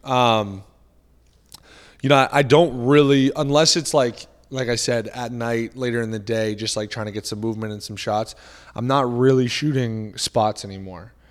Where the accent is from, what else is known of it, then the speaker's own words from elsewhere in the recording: Boston, Massachusetts, United States; I grew up in the Boston area